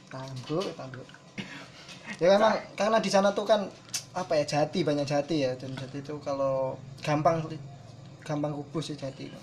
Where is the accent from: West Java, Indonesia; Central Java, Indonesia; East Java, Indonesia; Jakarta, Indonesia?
East Java, Indonesia; Ngawi; aku sebagai orang Ngawi